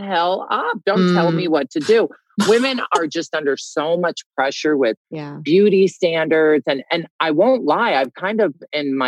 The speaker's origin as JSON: {"language": "English", "town": "Des Moines", "region": "Iowa", "country": "United States", "tie": "born or raised there", "said": "I grew up in Des Moines, Iowa, one of four boys originally."}